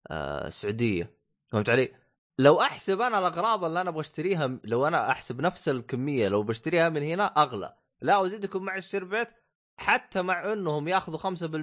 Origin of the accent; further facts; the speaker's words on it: Saudi Arabia; بالسوق عندنا بالسعوديه